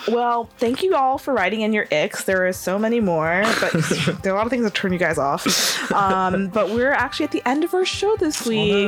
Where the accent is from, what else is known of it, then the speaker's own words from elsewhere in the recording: United States; now in Leeds, United Kingdom; I'm American